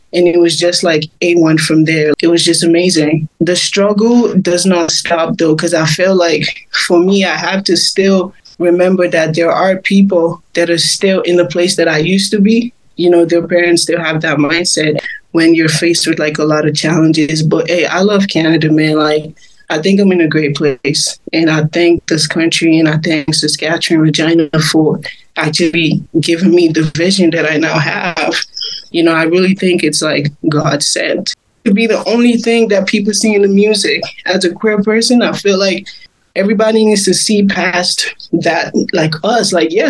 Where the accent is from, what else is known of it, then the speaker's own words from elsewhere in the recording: Port Harcourt, Rivers State, Nigeria; Growing up in Africa, like, it was hard for me to, like, actually sing songs that I wanted to sing about